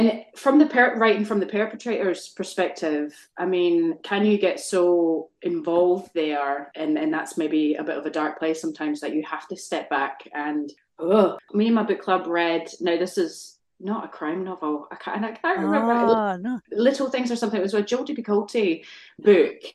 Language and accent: English; Scotland, United Kingdom; I grew up in Scotland